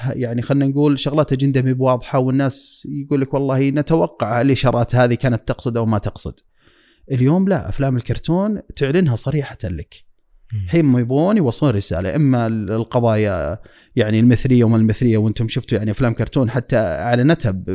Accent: Dammam, Eastern Province, Saudi Arabia; moved away as an adult; now in Riyadh, Saudi Arabia; طفولتي كانت يعني في الشرقية وحياتي ودراستي وبداية عملي

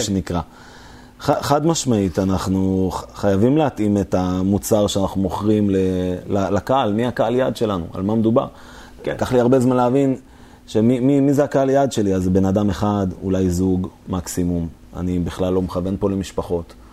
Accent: Israel

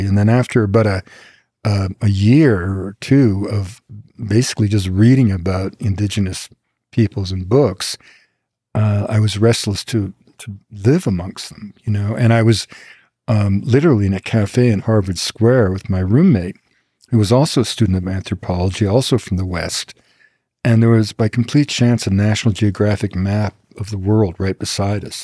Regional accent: Quebec, Canada; I grew up in Quebec at the time of what we call the two solitudes

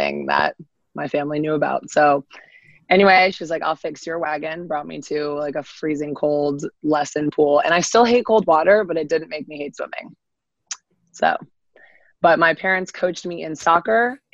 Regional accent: Avon, Connecticut, United States; I am from Connecticut. Avon, Connecticut, little town.

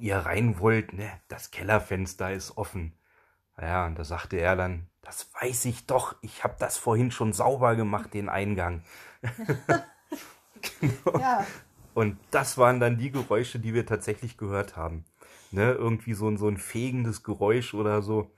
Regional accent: Germany; Also wir kommen ja nicht direkt aus dem Harz, sondern wir kommen aus dem Harzvorland.

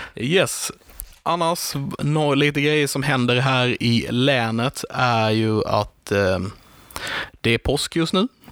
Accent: Karlshamn, Blekinge, Sweden; vi är från Karlshamn

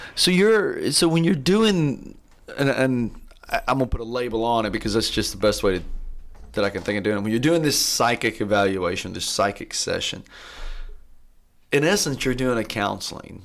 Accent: Athens, Tennessee, United States; I grew up here in Athens, and I left w, in my early twenties and just came back

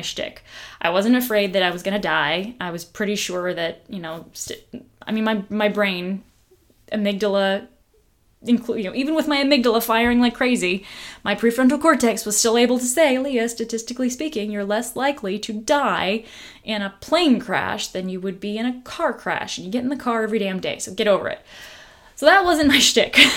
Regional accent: United States; I'm this person from the United States of America, not from their country

